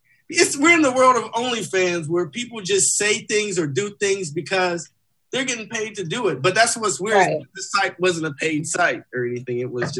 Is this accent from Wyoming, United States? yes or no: no; Compton, California, United States; I know who the hell I am. I grew up in Compton, you know?